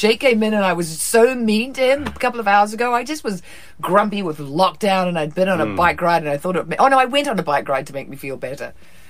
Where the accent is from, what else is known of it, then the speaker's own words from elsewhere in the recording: New Zealand; now in California, United States; I'm from New Zealand.